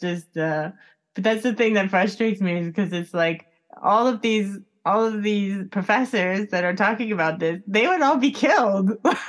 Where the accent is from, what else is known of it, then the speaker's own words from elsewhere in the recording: Miami, Florida, United States; I grew up in Miami, so there's this like close relation to Cuba